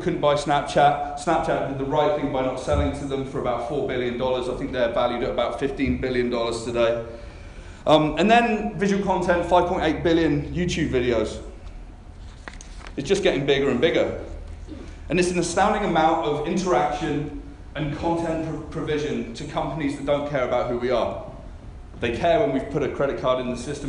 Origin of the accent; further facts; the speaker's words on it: Canada; I come from Canada.